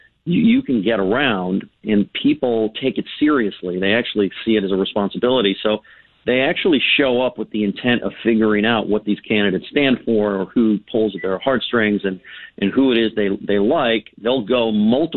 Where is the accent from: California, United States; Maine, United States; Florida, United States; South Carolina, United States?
California, United States; I'm from California where nobody cares about politics except that maybe once in a generation